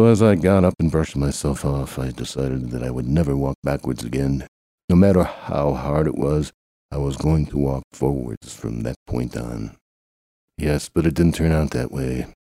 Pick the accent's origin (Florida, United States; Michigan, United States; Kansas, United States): Kansas, United States; Chanute; So I'm the announcer guy, and I grew up in Chanute, Kansas